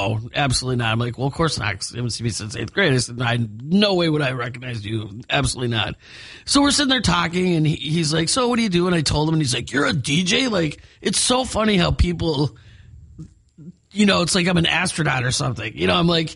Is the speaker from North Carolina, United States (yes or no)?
no; Milwaukee, Wisconsin, United States; moved away as an adult; That's where I'm from originally, a little suburb.